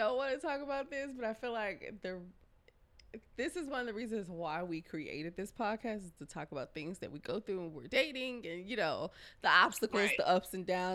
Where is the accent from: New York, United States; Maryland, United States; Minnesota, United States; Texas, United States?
Texas, United States; Houston; I was born and raised here, Texas, Houston to be exact